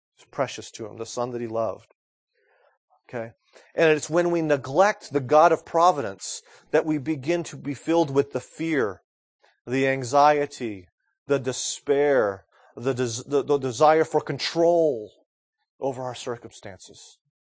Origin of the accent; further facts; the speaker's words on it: United States; I'm an American male